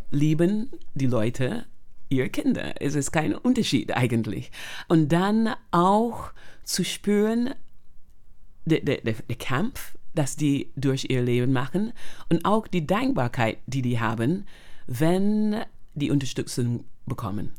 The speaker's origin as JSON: {"language": "German", "country": "Barbados", "tie": "born or raised there", "second_language": "German", "moved": "as an adult", "lives_now": "Germany", "said": "bin aufgewachsen auf Barbados"}